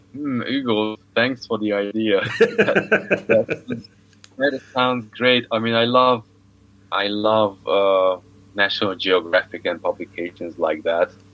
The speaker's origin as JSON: {"language": "English", "country": "Hungary", "moved": "yes", "said": "I come from Hungary."}